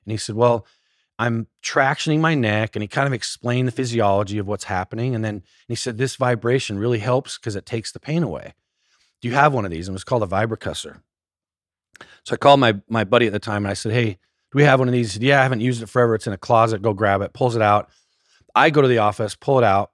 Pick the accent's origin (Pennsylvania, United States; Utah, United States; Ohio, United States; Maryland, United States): Utah, United States; small town outside Salt Lake City; I grew up in Utah, a little small town just outside of Salt Lake